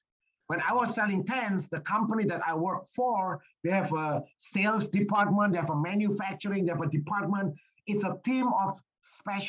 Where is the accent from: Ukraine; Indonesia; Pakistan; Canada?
Indonesia; moved away as an adult; I was born and raised in Indonesia